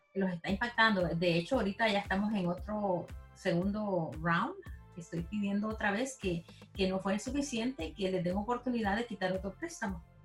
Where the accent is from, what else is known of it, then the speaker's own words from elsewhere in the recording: El Salvador; now in Houston, United States; yo soy salvadoreña.